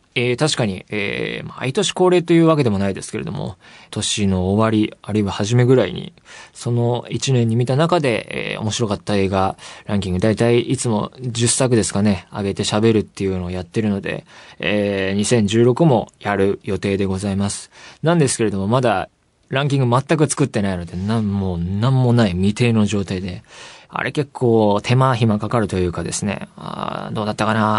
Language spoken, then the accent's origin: Japanese; Saitama, Japan; 埼玉出身